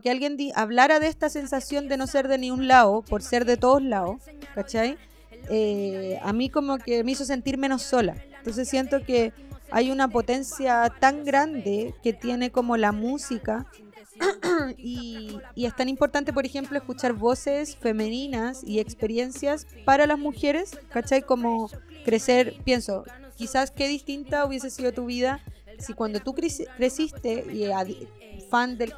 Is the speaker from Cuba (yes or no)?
yes; Cuba; now in Chile; otras personas cubanas, entonces no había nadie eh, con quién compartir mi cultura, perdí al tiro mi acento.